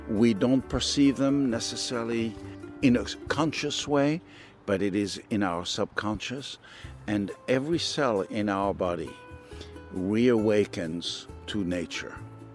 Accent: France; also born or lived in Tunisia; Oh, I come from a long line of farmers in France and North Africa. I'm French, but I was born in North Africa, in Tunisia.

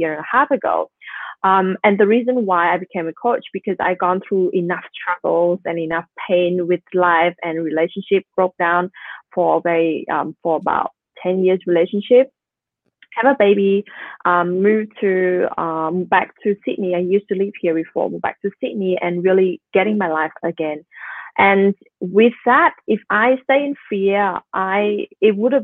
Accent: Vietnam; I'm a Vietnamese woman. I'm not an Australian. I'm a Vietnamese, and I am having a story of I'm living in that third world country.

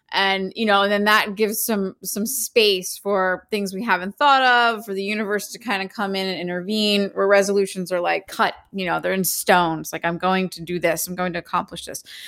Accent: Philadelphia, Pennsylvania, United States; now in Los Angeles, United States; I grew up in Philly

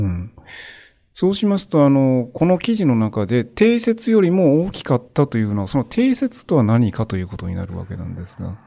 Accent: Nara, Japan; moved away as an adult; also born or lived in Hyogo; 実は私生まれは兵庫ですが就職までのほとんどの時期を奈良で過ごしましたので

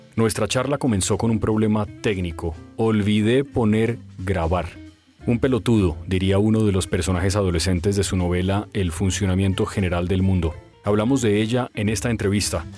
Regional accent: Colombia; yo no soy argentino, sino colombiano

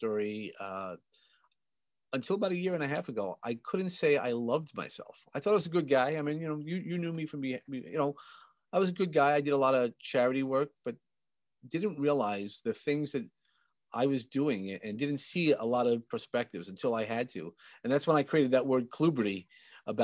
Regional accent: New York City, New York, United States; I grew up in Sheepshead Bay, Brooklyn

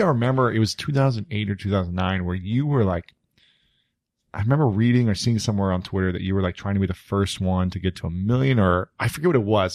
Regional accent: Ohio, United States; moved away as an adult; also born or lived in New York City; now in Los Angeles, United States; I'm from Ohio, so I'm a neighbor of yours

